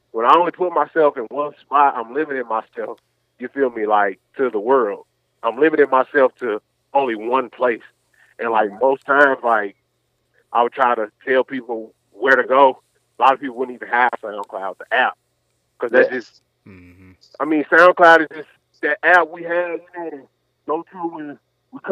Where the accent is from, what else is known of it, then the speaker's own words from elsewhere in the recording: Nashville, Tennessee, United States; I'm Nashville.